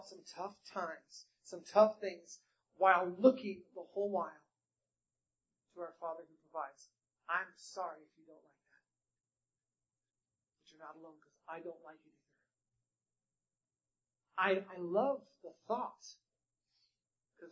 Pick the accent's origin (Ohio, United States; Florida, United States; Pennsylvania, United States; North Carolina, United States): North Carolina, United States; I was born in North Carolina.